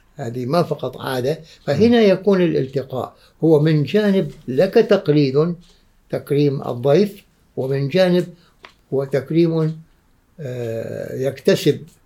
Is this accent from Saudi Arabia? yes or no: no; Oman; عندنا في عمان